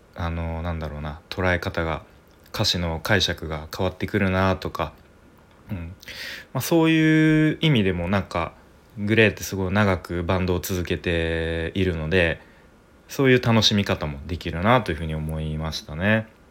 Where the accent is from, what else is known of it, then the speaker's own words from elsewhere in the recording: Tokyo, Japan; moved away; 僕東京出身なんですけれども